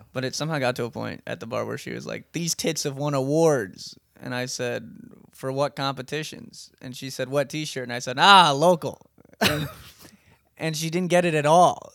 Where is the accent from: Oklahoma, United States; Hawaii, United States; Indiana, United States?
Hawaii, United States; moved away; We're both from Hawaii